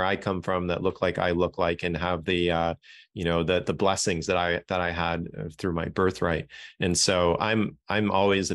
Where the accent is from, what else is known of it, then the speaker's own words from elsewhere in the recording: Toronto, Ontario, Canada; I was born in Toronto, Canada